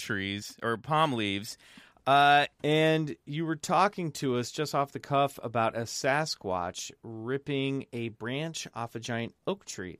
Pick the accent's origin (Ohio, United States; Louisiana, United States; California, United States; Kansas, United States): Kansas, United States; now in Los Angeles, United States; I grew up in Kansas, so I know that sound.